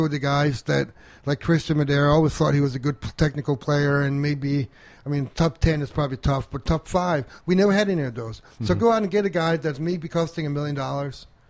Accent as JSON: {"language": "English", "country": "Denmark", "tie": "born or raised there", "moved": "yes", "lives_now": "United States", "said": "I grew up overseas"}